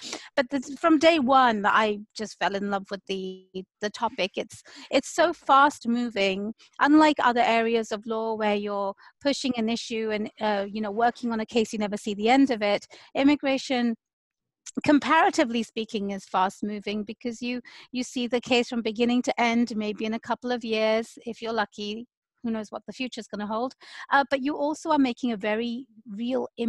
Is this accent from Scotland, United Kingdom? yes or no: no; London, United Kingdom; moved away as an adult; now in Seattle, United States; I was born and raised in the UK, London